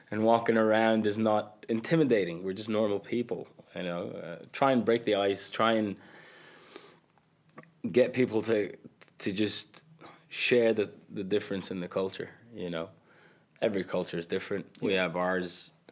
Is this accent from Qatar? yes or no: yes; Qatar; English is a second language; Like I grew up telling people I come from Qatar, they had no idea what it was.